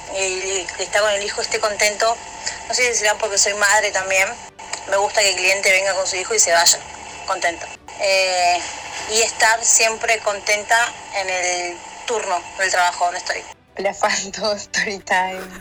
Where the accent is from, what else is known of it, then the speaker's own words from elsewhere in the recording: Buenos Aires, Argentina; soy de Villa del Parque